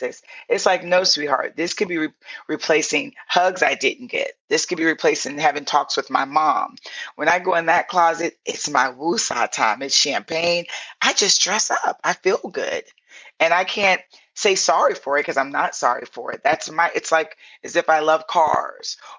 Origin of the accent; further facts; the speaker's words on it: St. Petersburg, Florida, United States; moved away; also born or lived in Atlanta; I'm from Southside St. Pete in the hood and the projects.